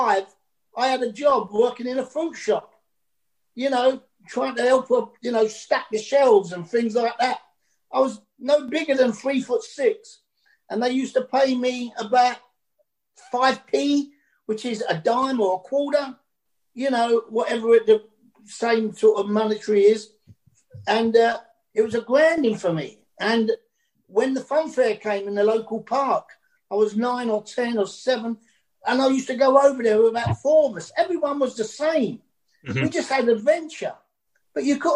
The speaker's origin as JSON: {"language": "English", "region": "London", "country": "United Kingdom", "tie": "born or raised there", "accent": "Cockney", "said": "I'm a proud Cockney. And a Cockney is a person born in the sound of Bow Bells"}